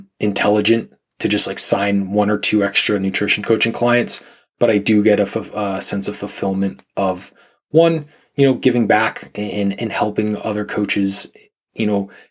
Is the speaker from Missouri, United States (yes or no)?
no; Pennsylvania, United States; moved away as an adult; also born or lived in Southern California / Texas / Virginia / Arizona; I grew up in Pennsylvania